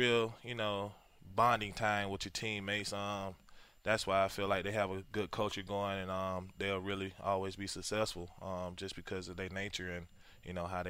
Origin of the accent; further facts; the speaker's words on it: South Carolina, United States; moved away as an adult; also born or lived in Boise; I'm from South Carolina.